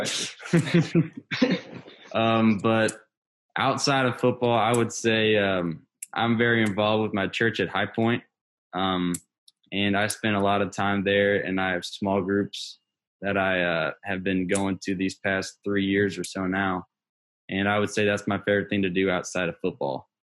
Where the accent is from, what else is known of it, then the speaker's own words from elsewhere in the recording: St. Louis, Missouri, United States; I'm I'm from St. Louis, so I, I'm I'm back home now